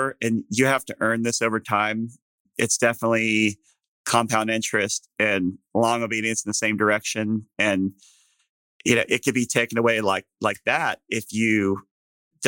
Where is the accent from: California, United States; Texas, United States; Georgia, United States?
Texas, United States; as a Texan